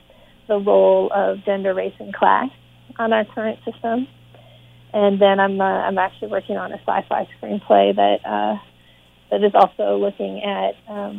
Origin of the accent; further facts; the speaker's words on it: Boston, Massachusetts, United States; born there; And also, you know, I was born in Boston, so I have some connection to the area.